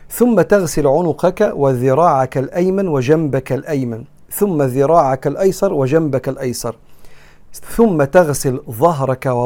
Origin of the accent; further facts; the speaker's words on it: Egypt; زي ما بنقول احنا كمصريين